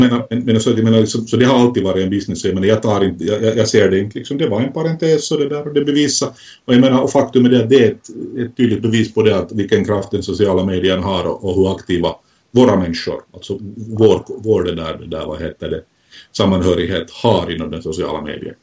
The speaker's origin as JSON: {"language": "Swedish", "country": "Finland", "said": "mitt hemland, Finland"}